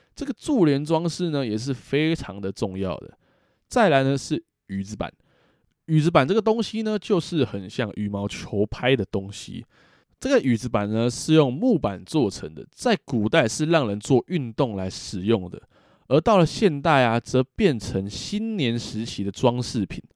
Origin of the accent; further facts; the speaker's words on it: Taiwan; 我们台湾人